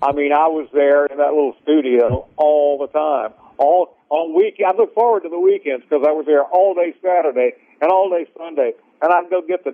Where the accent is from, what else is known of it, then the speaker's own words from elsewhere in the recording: Collins, Mississippi, United States; also born or lived in Hattiesburg, Mississippi; I actually grew up in Collins on a couple of little farms outside Collins